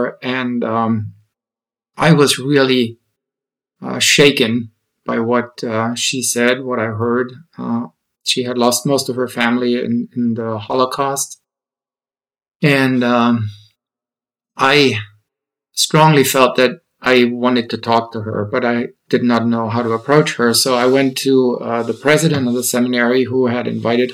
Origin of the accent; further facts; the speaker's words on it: Nuremberg, Bavaria, Germany; moved away as an adult; also born or lived in Austin; I was born and raised in Germany, and Nuremberg is my hometown